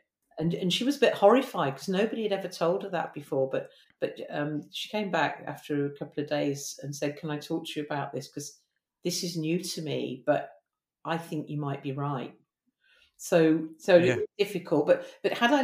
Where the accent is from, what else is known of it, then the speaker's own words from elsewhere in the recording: Birmingham, West Midlands, United Kingdom; I'm from Birmingham.